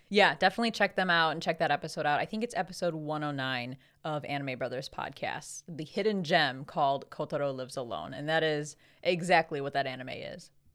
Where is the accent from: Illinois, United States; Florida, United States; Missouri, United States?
Illinois, United States; Chicago; It's our home convention because we're from Chicago